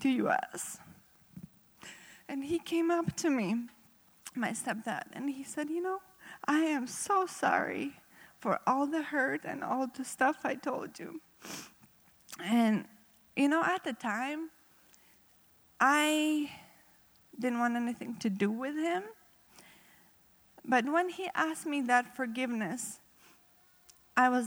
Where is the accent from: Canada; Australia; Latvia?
Latvia; Riga; English is a second language; now in United States; I have a little accent. That's because I'm not originally from U.S. I grew up in Riga, Latvia.